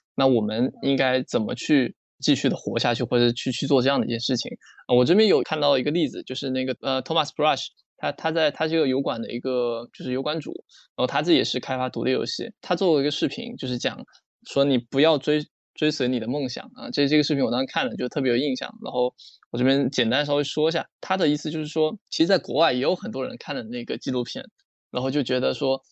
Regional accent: China; 我们中国人

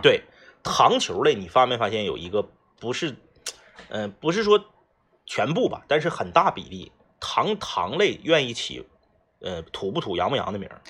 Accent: Jilin, China; 你像那我老家那王八石

